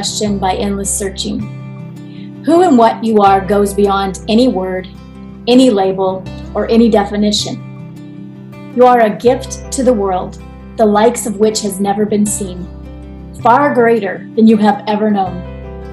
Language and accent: English; Iowa, United States; I grew up in Iowa, like farm girl